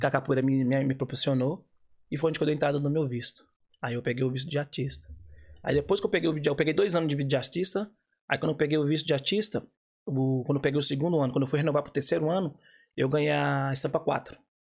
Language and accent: Portuguese; Bahia, Brazil; now in Ireland; eu sou baiano